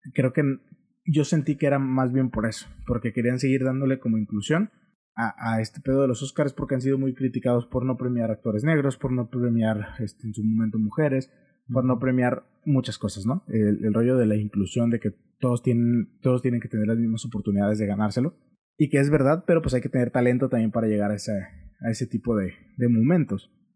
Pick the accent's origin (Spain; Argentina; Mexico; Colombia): Mexico; como buen mexicano